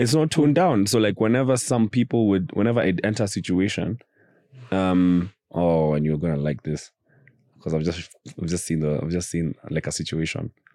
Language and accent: English; United Kingdom; we're doing it as black British guys.